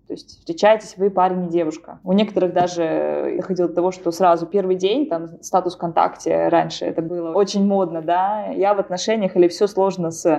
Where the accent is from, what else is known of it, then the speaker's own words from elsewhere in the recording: Arkhangelsk, Arkhangelsk Oblast, Russia; moved away as an adult; now in Norway; в Архангельске, откуда я родом